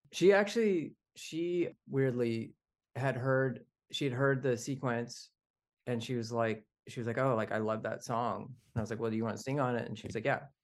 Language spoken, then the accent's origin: English; the desert in California, United States; also born or lived in Canada; I was born in Canada, but I was actually raised in the desert in California